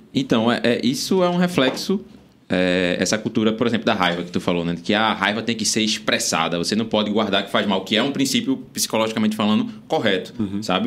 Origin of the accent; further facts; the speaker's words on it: Recife, Pernambuco, Brazil; eu sou nascido e criado no Ibura, adoro meu, meu bairro lá, o Ibura.